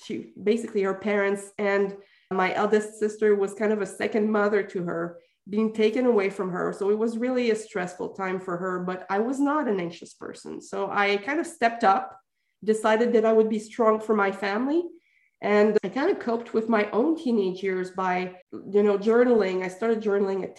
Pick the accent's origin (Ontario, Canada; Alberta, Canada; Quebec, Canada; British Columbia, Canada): Quebec, Canada; I'm from Quebec